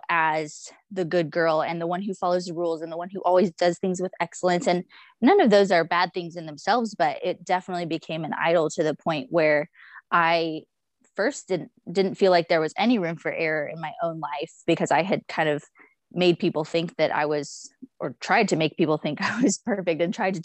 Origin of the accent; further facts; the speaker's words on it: Dallas-Fort Worth area, Texas, United States; I always say I'm from the Dallas-Fort Worth area, even though we moved around a lot before